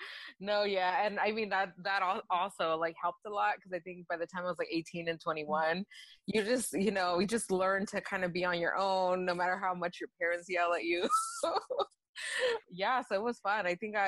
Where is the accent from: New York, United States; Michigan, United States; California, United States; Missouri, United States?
California, United States; Los Angeles; first language Spanish; English is a second language; growing up in Wilmington, I think a lot of it was a very Hispanic city and town.